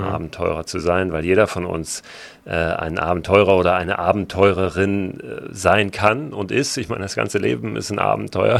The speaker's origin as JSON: {"language": "German", "country": "Germany", "tie": "born or raised there", "also_born_or_lived": "Berlin", "lives_now": "Hamburg, Germany"}